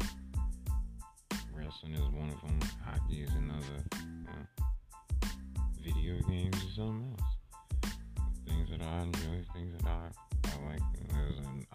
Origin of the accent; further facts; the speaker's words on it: New York City, New York, United States; I'm originally from Brooklyn, Bed-Stuy